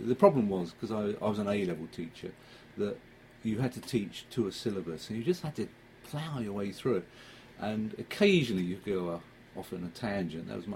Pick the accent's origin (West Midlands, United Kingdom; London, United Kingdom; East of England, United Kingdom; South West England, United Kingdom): East of England, United Kingdom; Suffolk; moved away as an adult; now in North Devon, United Kingdom; I came here in 1976. I came here because of the job at the college. And I come from Suffolk.